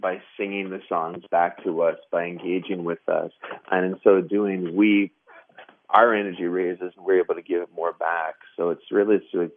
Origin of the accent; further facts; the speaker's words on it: Western Canada, Canada; we come from the West, so it's you know, believe it or not, it's a large country